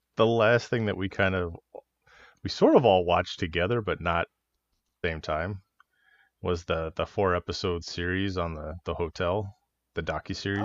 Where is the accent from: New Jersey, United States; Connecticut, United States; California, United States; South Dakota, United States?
California, United States; Los Angeles; growing up in California and, and L